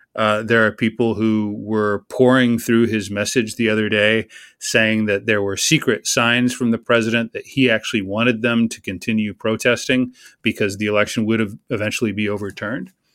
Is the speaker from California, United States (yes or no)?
no; Texas, United States; As a Texan